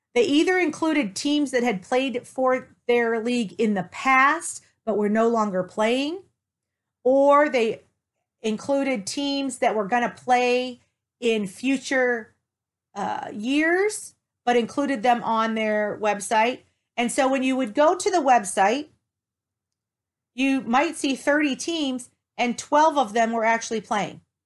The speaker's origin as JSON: {"language": "English", "town": "Toledo", "region": "Ohio", "country": "United States", "also_born_or_lived": "Dallas / Denver", "moved": "yes", "said": "I was originally from Toledo"}